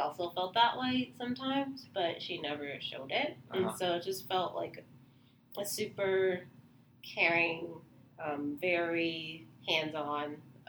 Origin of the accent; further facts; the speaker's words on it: San Diego, California, United States; moved away as an adult; now in San Francisco, United States; Yeah, so I'm from San Diego, California. Born and raised, entire life, 18 years, well, entire childhood.